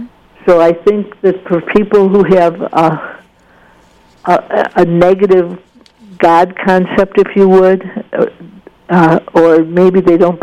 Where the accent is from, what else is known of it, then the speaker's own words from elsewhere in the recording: Scotland, United Kingdom; One of them was my temper. I'm Scottish, and I felt that artists were being misunderstood and mistreated.